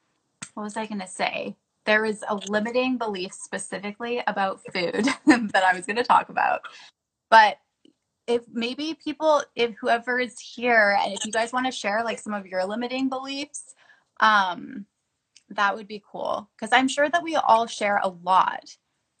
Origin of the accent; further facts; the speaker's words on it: Canada; now in United States; growing up in Canada